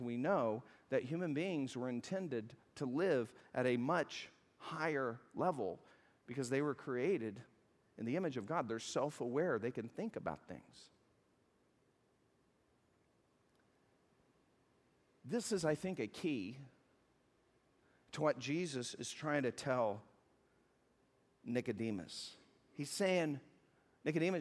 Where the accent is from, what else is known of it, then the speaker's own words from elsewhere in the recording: the South, United States; I'm from the South